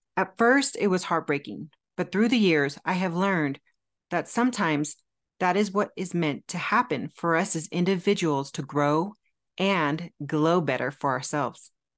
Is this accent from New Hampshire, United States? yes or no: no; California, United States; moved away as an adult; also born or lived in Phoenix, Arizona; I'm originally from California, born and raised, but Arizona stole my heart in my early twenties